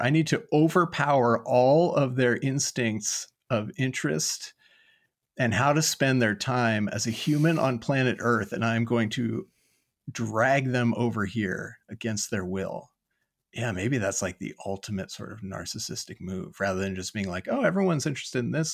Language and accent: English; Lodi, California, United States; I grew up in Lodi, California.